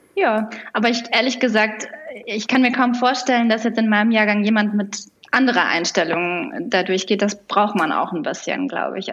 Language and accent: German; near Düsseldorf, North Rhine-Westphalia, Germany; moved away as an adult; also born or lived in Lisbon; now in Berlin, Germany; Ich komme ursprünglich aus der Nähe von Düsseldorf, aus NRW, ähm, und war da auch ziemlich lange. Also meine ersten über 30 Lebensjahre habe ich da verbracht